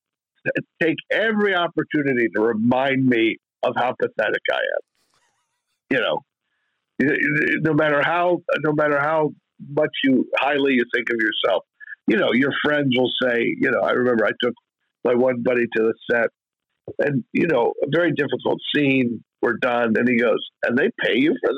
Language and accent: English; Bethlehem, Pennsylvania, United States; we shot it in my hometown